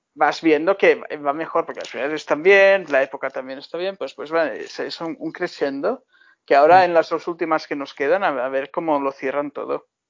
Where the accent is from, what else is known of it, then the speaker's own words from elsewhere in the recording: Baix Llobregat, Catalonia, Spain; volver a mi infancia en el Baix Bregat